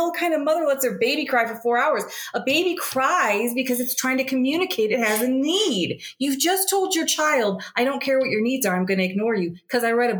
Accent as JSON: {"language": "English", "country": "United States", "moved": "yes", "said": "being an American"}